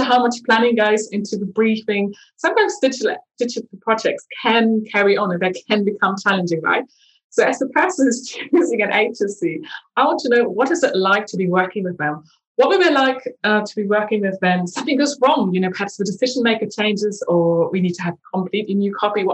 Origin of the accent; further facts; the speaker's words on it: eastern Germany, Germany; now in London, United Kingdom; growing up in Eastern Germany